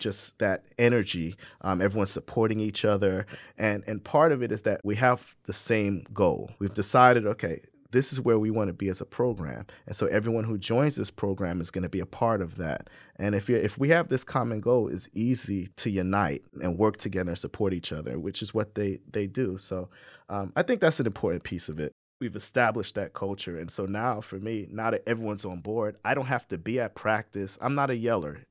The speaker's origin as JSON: {"language": "English", "region": "Saint Croix", "country": "U.S. Virgin Islands", "tie": "born or raised there", "also_born_or_lived": "New Jersey", "moved": "yes", "lives_now": "Ithaca, United States", "said": "I grew up in the Virgin Islands on Saint Croix"}